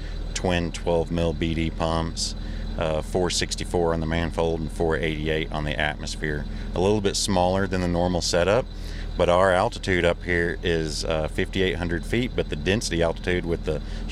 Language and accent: English; Texas, United States; we're from Texas